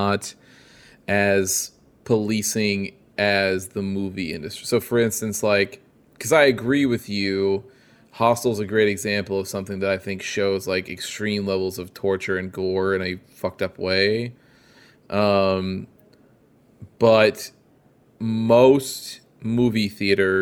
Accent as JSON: {"language": "English", "town": "Peoria", "region": "Illinois", "country": "United States", "tie": "born or raised there", "said": "in my hometown, which in Peoria, it was not that big"}